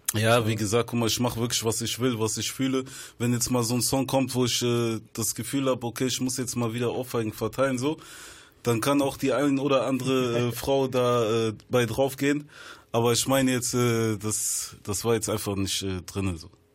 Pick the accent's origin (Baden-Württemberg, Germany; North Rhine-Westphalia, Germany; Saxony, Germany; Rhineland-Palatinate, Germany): North Rhine-Westphalia, Germany; Bonn; Ich komme aus Biodoppeland, Bonn-Medinghoven